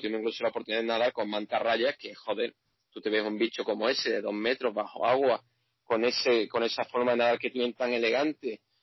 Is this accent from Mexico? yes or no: no; Seville, Andalusia, Spain; moved away as an adult; now in Jakarta, Indonesia; yo, como buen español y buen sevillano